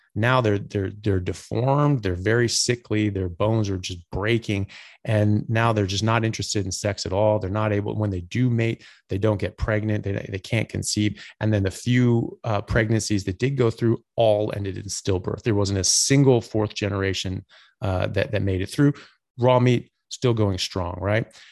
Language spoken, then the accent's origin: English; United States; now in Australia; I'm an American doctor. I currently live in Australia